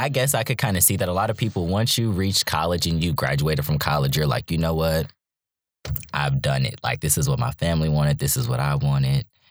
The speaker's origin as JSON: {"language": "English", "town": "Charlotte", "region": "North Carolina", "country": "United States", "also_born_or_lived": "Virginia / Raleigh, North Carolina", "moved": "yes", "lives_now": "Durham, United States", "said": "I'm from Charlotte, North Carolina, originally. Um, but I've lived in Virginia and Raleigh and now in Durham."}